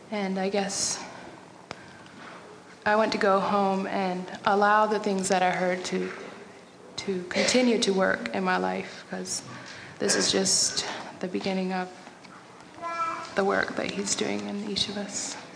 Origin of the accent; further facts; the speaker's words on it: North Carolina, United States; I'm from North Carolina.